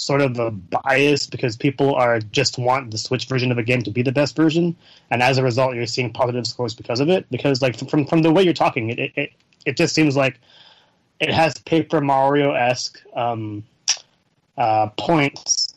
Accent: Bay Area, California, United States; I'm from the Bay Area

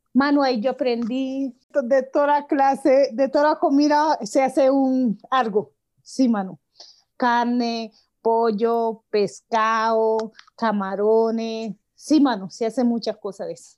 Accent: Guapi, Cauca, Colombia; yo nací en Guapis, Cauca, pero pues allá pues uno crece

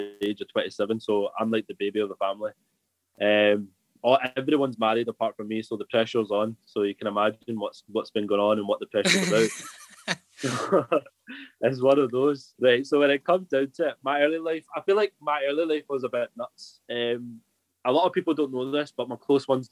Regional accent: Scotland, United Kingdom; moved away; also born or lived in Bolton; I was Scottish

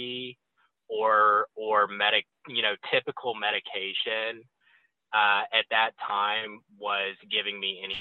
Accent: Cypress, Texas, United States; I'm originally from Houston, Texas, and for Houston snobs, I'm actually from Cypress. It's a suburb on the northwest side of town. And I grew up in a, you know, upper middle class neighborhood

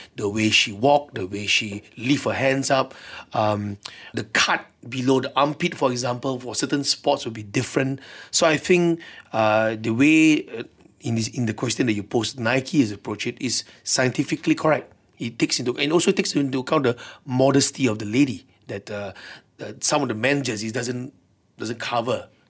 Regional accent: Malaysia; being a Malaysian, I hope change will come here too

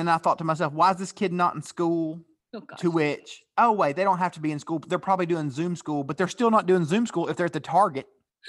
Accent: Chattanooga, Tennessee, United States; I grew up in Chattanooga, Tennessee, and it's a big deal.

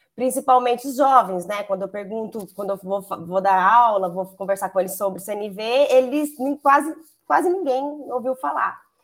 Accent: Campo Grande, Mato Grosso do Sul, Brazil; moved away as an adult; now in Campinas, Brazil; eu sou natural do Mato Grosso do Sul, Campo Grande, mas já estou em Campinas há 13 anos.

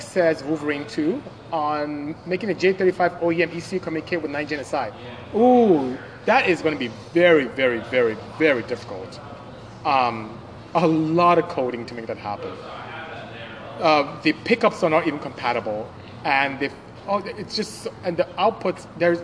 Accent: Nigeria; I'm from Nigeria

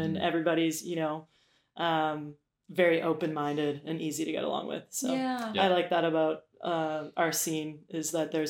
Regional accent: Victoria, British Columbia, Canada; I snuck into clubs in Victoria in my hometown

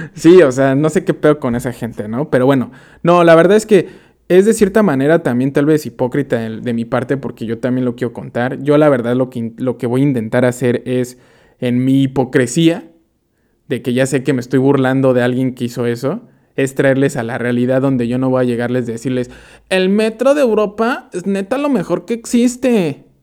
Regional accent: Mexico; moved away as an adult; now in Amsterdam, Netherlands; nosotros como mexicanos

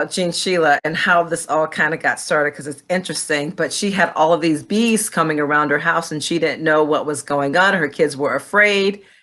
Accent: Rwanda; my mother married my father. Uh, uh, who is from Burundi, but you know we grew up in Rwanda. But I'm actually a princess.

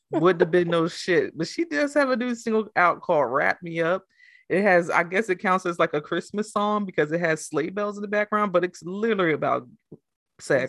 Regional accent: New Jersey, United States; I'm from Jersey

